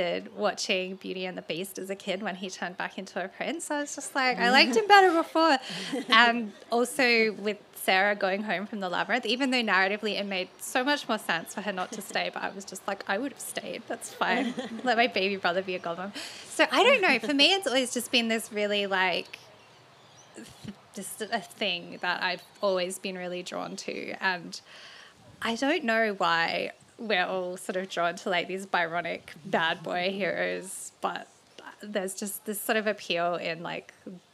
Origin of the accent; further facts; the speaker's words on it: Adelaide Hills, South Australia, Australia; I grew up near the Adelaide Hills